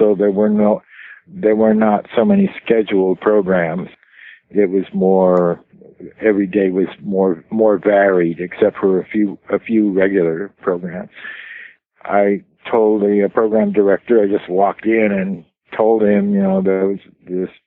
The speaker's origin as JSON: {"language": "English", "town": "Los Angeles", "region": "California", "country": "United States", "tie": "born or raised there", "said": "I was born in Los Angeles in California Hospital"}